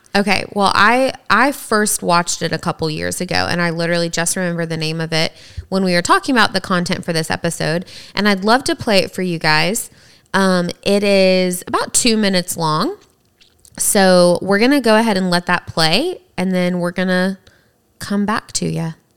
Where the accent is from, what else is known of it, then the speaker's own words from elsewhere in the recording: the South, United States; growing up in the South